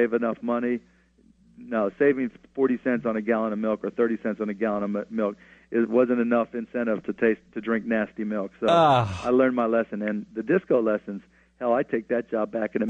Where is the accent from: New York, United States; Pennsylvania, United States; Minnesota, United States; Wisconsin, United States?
Pennsylvania, United States; Pittsburgh; Pittsburgh in particular because it's my hometown